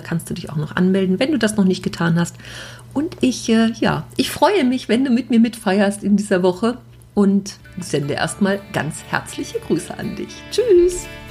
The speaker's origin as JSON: {"language": "German", "town": "Düsseldorf", "region": "North Rhine-Westphalia", "country": "Germany", "tie": "born or raised there", "said": "als Düsseldorfer Stadtkind"}